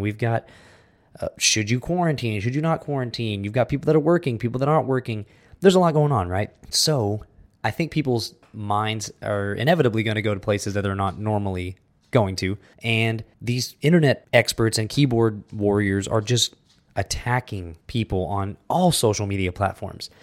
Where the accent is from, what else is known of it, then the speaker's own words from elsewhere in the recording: United States; now in Texas, United States; we're American